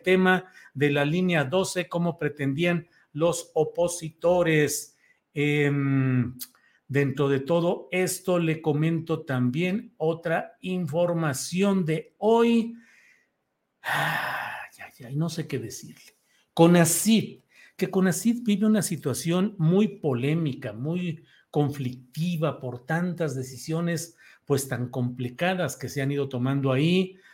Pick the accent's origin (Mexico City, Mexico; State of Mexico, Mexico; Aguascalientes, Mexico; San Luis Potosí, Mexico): San Luis Potosí, Mexico; also born or lived in Torreón, Coahuila; aunque no nací ahí, nací en Torreón, Coahuila, pero desde los 10 años de edad, 9 años llegué, entré a tercero de primaria en San Luis Potosí